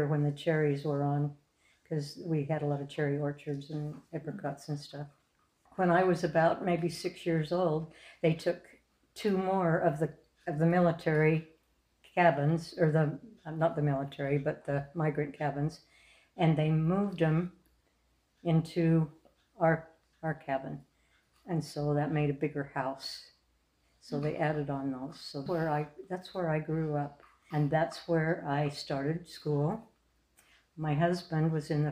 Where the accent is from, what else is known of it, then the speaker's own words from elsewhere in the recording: Clearfield, Utah, United States; moved away; also born or lived in Logan, Utah / California / Sun City; I was born in Logan, Utah. And when I was only two, my dad got a job at Hill Air Force Base. And I don't know if you know where that is, but Hill Air Force Base is it's Clearfield, Utah.